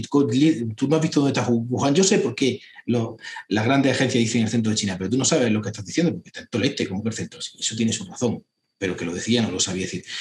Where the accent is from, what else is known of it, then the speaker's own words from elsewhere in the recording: Hinojosa del Duque, Andalusia, Spain; yo soy andaluz, soy cordobés, soy dinojosa del Duque, los Pedroches